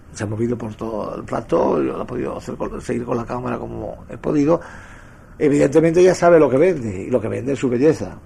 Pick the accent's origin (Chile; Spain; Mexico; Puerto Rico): Spain; Madrid, Community of Madrid; mi casa es Madrid, yo soy madrileño